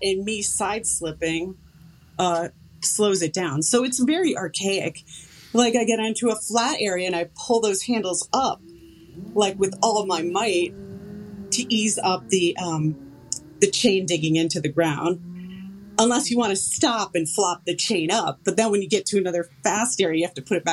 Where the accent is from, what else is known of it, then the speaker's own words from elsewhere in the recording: Connecticut, United States; moved away; I come from Connecticut